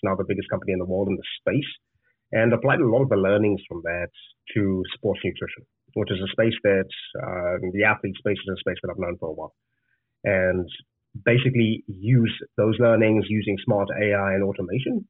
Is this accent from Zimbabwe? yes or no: yes; Zimbabwe; moved away as an adult; I'm from Zimbabwe originally. I grew up there